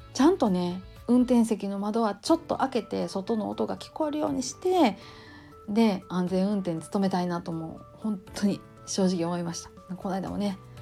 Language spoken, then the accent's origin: Japanese; Kansai, Japan; accent: Kansai-ben; 関西弁でバリバリ喋り散らかす